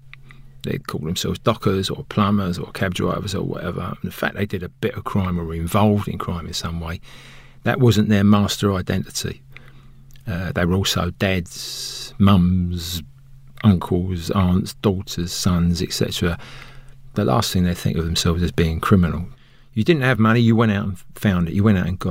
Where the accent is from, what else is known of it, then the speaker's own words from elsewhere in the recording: London, United Kingdom; moved away as an adult; also born or lived in Oxford / Durham; I was brought up in Plaistow in East London